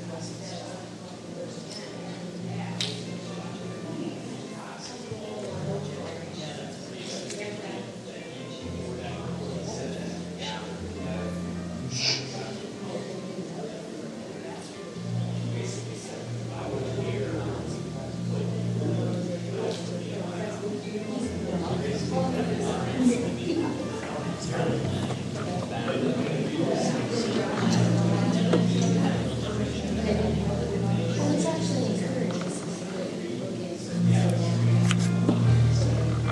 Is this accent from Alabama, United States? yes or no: yes; Alabama, United States; accent: Alabama; my Alabama accent